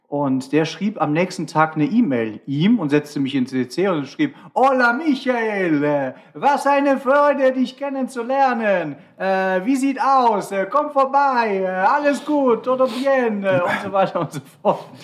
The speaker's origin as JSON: {"language": "German", "town": "Cologne", "region": "North Rhine-Westphalia", "country": "Germany", "said": "Weil ich als Kölner, wir haben jetzt die meisten Sterne zwar hier im Ruhrgebiet"}